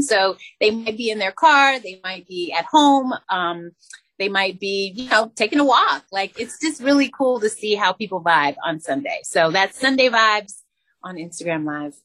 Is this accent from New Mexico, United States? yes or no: yes; Albuquerque, New Mexico, United States; I'm from Albuquerque, New Mexico